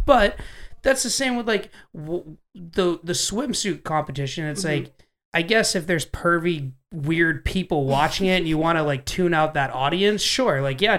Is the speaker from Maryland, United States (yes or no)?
yes; Maryland, United States; moved away; shout out to Maryland. Me and him were born in the same hospital.